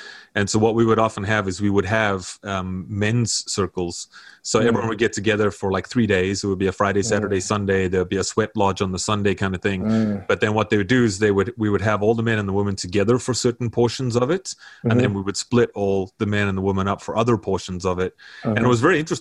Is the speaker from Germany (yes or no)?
no; South Africa; now in North America; I'm from South Africa, as you can hear, I'm not from here